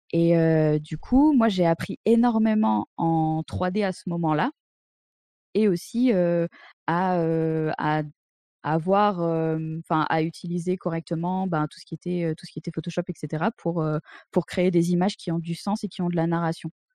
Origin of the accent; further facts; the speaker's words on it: Drôme, near Montélimar, Auvergne-Rhône-Alpes, France; moved away as an adult; now in Berlin, Germany; je viens de la Drôme profonde, un petit patelin à côté de Montélimar.